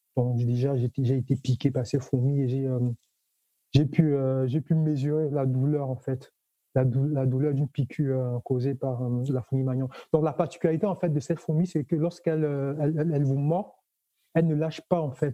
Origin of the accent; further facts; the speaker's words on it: Cameroon; now in Toulouse, France; je suis originaire du Cameroun